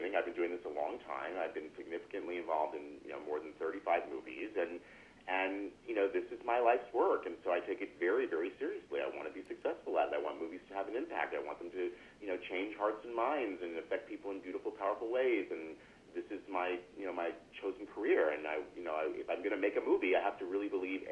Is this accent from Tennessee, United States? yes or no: no; Los Angeles, California, United States; moved away as an adult; now in San Francisco, United States; I really did not know other kids in my immediate milieu of growing up in Los Angeles